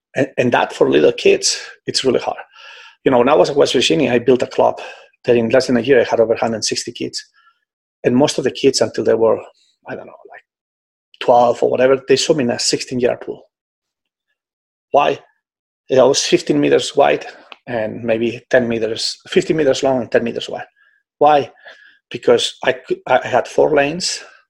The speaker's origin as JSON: {"language": "English", "country": "Spain", "lives_now": "Singapore", "said": "I came from Europe, where in Spain, we always train in long course pretty much."}